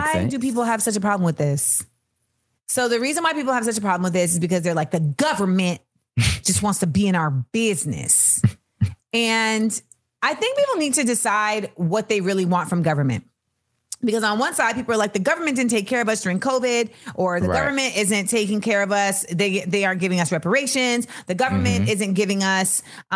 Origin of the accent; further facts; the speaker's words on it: California, United States; As a Californian